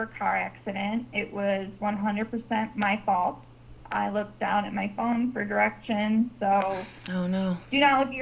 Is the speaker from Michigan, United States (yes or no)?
yes; Southeast Michigan, United States; moved away as an adult; now in Oregon, United States; I'm born and raised in Southeast Michigan